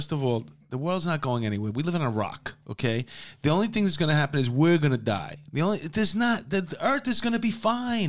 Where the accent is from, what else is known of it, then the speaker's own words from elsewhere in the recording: New York City, New York, United States; I grew up in Astoria